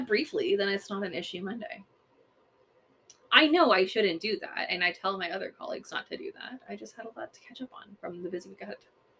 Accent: Canada; I'm Canadian.

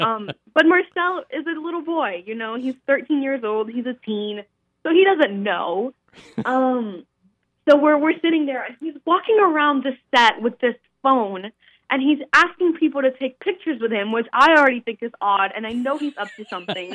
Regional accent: Colombia; moved away; I was actually born and raised in Colombia

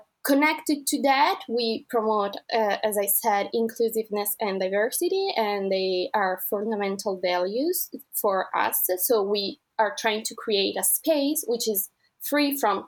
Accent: Milan, Lombardy, Italy; I come from Italy, precisely Milan

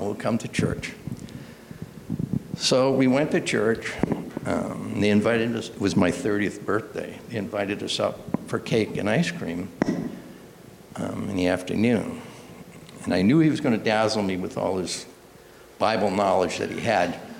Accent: Brattleboro, Vermont, United States; also born or lived in Massachusetts; now in Pennsylvania, United States; I'm originally from Brattleboro, Vermont. God moved me down here to Pennsylvania

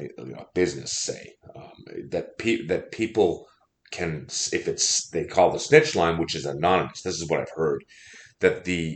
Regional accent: Canada; I am a traditional or Anglophone, de souche Anglophone, in the sense that I was born in Canada and I went to school in English.

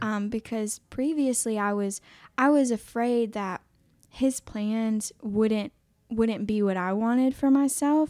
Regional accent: Aiken, South Carolina, United States; I am from Aiken, South Carolina

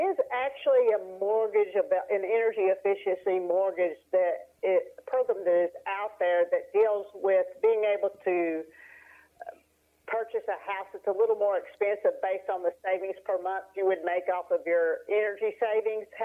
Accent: Bonner, Tennessee, United States; accent: Appalachian; now in Asheville, United States; I grew up in Bonner, Tennessee.

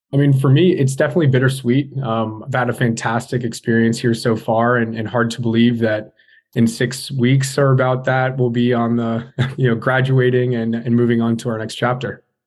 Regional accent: California, United States; moved away; I'm from California originally

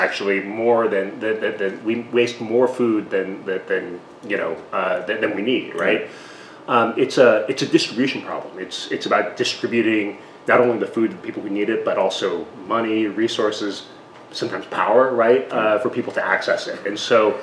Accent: San Francisco, California, United States; also born or lived in Taipei, Taiwan / New York State; now in Milwaukee, United States; My parents came here when I was one

